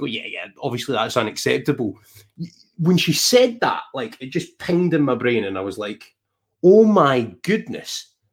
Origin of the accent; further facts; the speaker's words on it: Scotland, United Kingdom; we are Scottish and a Welshie